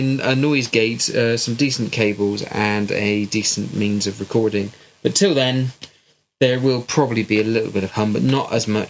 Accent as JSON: {"language": "English", "area": "West Country", "region": "South West England", "country": "United Kingdom", "accent": "West Country", "said": "I've got a West Country accent because I'm from the West Country."}